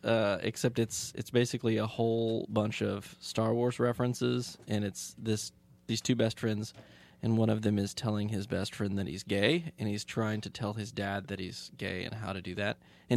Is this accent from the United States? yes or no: yes; Tulsa, Oklahoma, United States; I'm from Tulsa, Oklahoma.